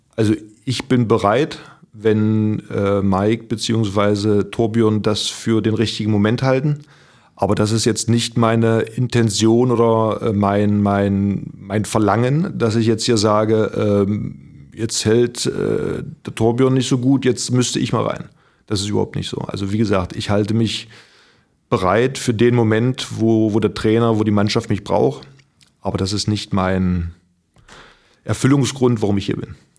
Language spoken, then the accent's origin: German; Magdeburg, Saxony-Anhalt, Germany; moved away as an adult; also born or lived in Kiel / Flensburg; now in Baden, Germany; ich komme aus Magdeburg, äh, hier im Norden